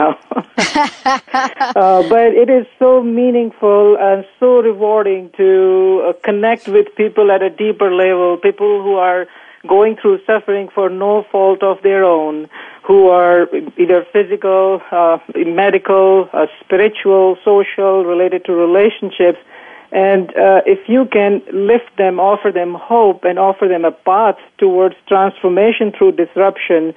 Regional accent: Bhopal, Madhya Pradesh, India; moved away as an adult; now in United States; I grew up in India in a small town

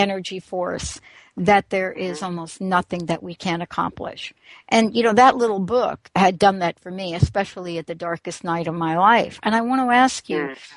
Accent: New York, United States; moved away; I'm from New York

